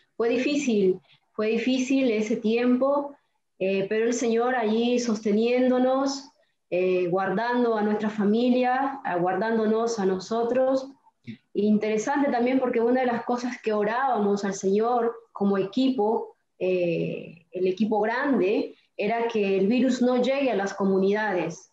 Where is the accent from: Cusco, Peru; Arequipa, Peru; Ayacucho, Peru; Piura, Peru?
Piura, Peru; moved away as an adult; also born or lived in Córdoba, Argentina / Misiones, Argentina; now in Jardín América, Argentina; soy de Perú, de Piura